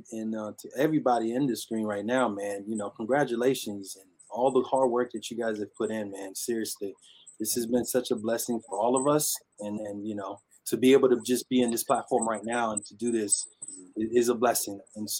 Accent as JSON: {"language": "English", "country": "Haiti", "tie": "born or raised there", "moved": "yes", "said": "I grew up in Haiti"}